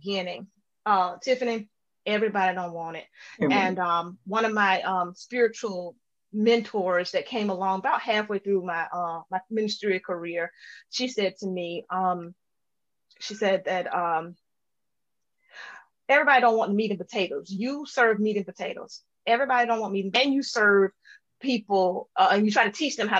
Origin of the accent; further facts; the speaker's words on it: LaGrange, Georgia, United States; moved away; I grew up in LaGrange, Georgia, on the other side of the state.